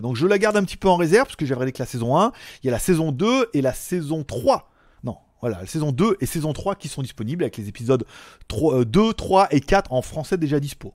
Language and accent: French; France; chez nous en France